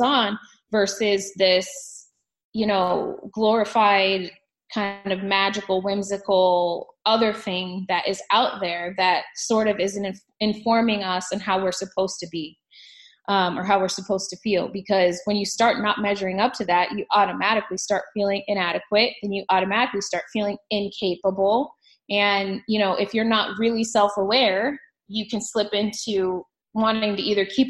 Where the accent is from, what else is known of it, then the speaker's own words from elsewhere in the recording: Phoenix, Arizona, United States; I was raised here in Phoenix. So, you know, my entire childhood, all my friends are here too.